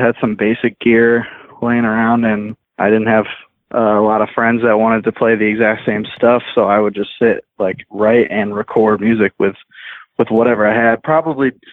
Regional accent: Connecticut, United States; now in California, United States; I grew up in Connecticut

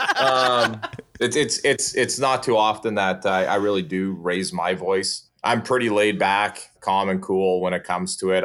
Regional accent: Saskatchewan, Canada; moved away as an adult; now in Portland, United States; I'm from Saskatchewan

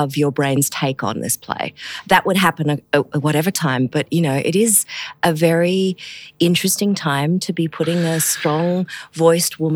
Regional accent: Australia; moved away as an adult; also born or lived in United States; as an Australian

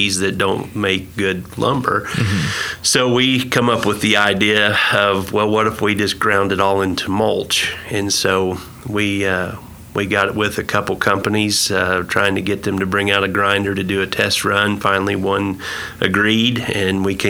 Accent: Indiana, United States; moved away as an adult; also born or lived in Alabama; now in Stillwater, United States; I'm originally from Indiana. That's where I grew up.

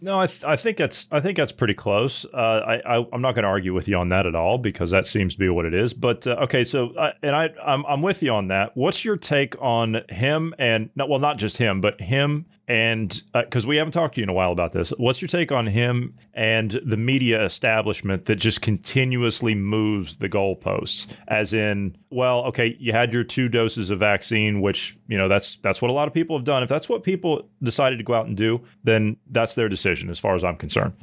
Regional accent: Ohio, United States; I come from Ohio

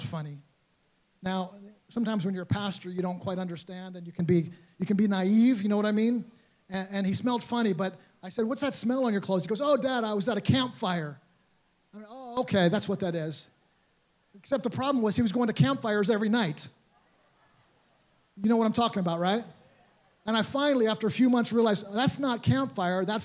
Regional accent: New York City, New York, United States; I grew up around Teen Challenge. I was a baby when I first went to Brooklyn Teen Challenge in New York City. Grew up around these guys coming and playing basketball on the court with them

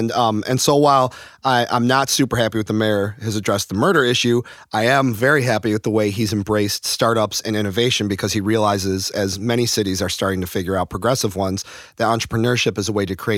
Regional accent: Chicago, Illinois, United States

